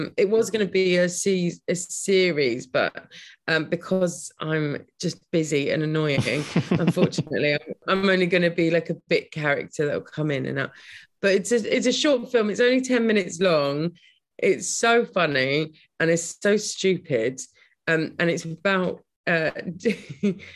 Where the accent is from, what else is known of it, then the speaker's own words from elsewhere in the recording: Brighton, South East England, United Kingdom; I live in Brighton. I grew up in Brighton